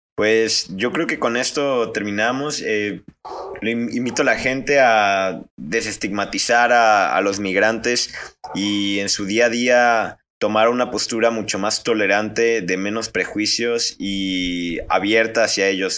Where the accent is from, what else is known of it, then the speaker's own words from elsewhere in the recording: Mexico; Como a menudo lo somos los mexicanos